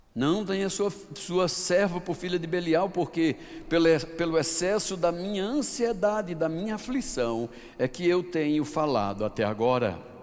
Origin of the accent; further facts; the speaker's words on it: Paraíba, Brazil; eu sou paraibano